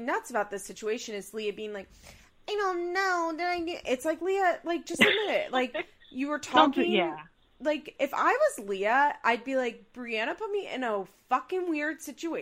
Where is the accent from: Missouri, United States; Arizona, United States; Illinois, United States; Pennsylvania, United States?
Pennsylvania, United States; now in Florida, United States; I live in Florida, you know, and I'm from Pennsylvania.